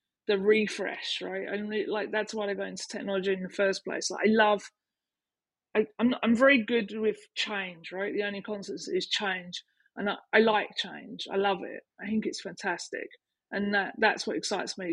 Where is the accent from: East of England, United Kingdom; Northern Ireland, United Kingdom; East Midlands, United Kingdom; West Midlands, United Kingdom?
East of England, United Kingdom; Canvey Island; I'm from Canvey Island